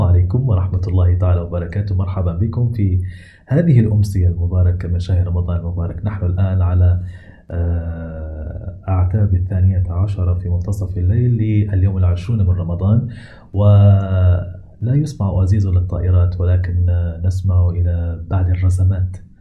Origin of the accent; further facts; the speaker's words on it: Libya; عندنا في ليبيا